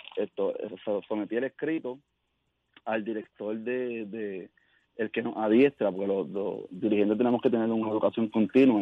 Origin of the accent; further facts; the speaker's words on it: Caguas, Puerto Rico; yo soy de Cagua